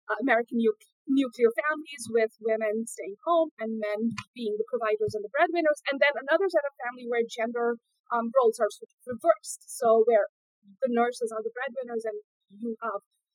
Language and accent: English; India; moved away as an adult; I grew up in India, and I grew up during the technological boom